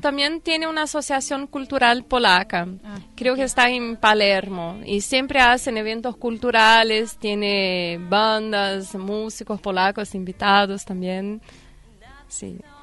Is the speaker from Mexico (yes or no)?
no; Goiânia, Goiás, Brazil; Spanish is a second language; moved away as an adult; also born or lived in France; now in Buenos Aires, Argentina; Yo soy del centro de Brasil. Cerca de Brasil se llama Goiânia.